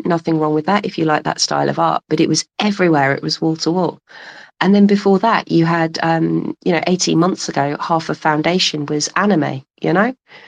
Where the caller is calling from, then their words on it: London, United Kingdom; I'm calling from London.